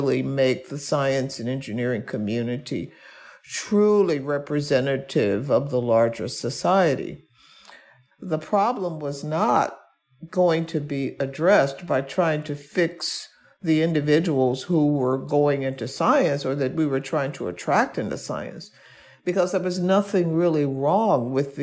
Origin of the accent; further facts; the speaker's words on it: Birmingham, Alabama, United States; I was born and raised in Birmingham, Alabama